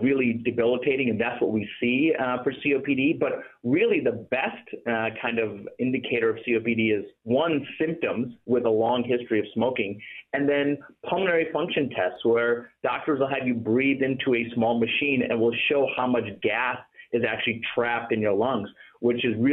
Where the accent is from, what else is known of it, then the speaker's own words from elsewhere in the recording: Toledo, Ohio, United States; I grew up in Ohio, in Toledo, Ohio